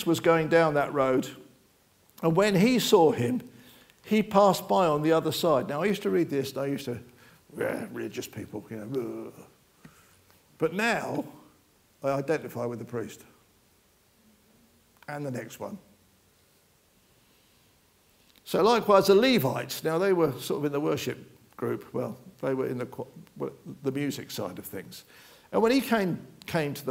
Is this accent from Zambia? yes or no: no; United Kingdom; We're British